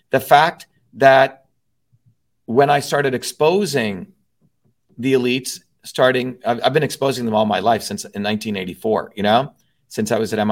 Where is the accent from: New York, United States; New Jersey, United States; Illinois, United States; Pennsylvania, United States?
New Jersey, United States; Newark; growing up in Newark, New Jersey, one of the poorest cities in the United States, a low caste Indian growing up in Newark, New Jersey